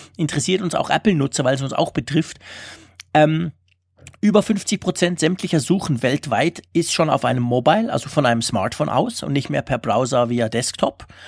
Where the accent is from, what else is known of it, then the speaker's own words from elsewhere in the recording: Switzerland; bei uns in der Schweiz